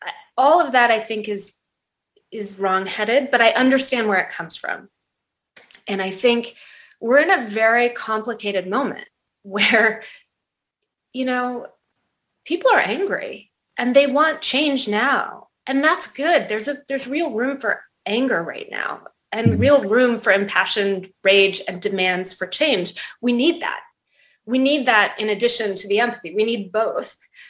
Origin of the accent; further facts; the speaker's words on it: Colorado, United States; born there; I was born in Colorado, but my parents were divorced when I was 9 months old and I was raised by my mom and she kind of couldn't sit still.